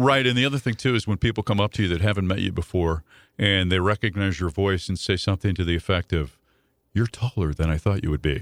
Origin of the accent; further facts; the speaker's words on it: Dupo, Illinois, United States; moved away; I grew up in Dupo